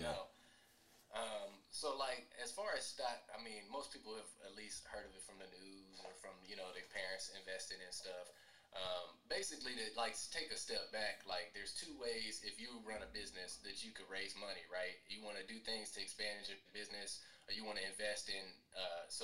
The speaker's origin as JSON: {"language": "English", "town": "Killeen", "region": "Texas", "country": "United States", "tie": "born or raised there", "said": "my hometown, people already don't like Killeen."}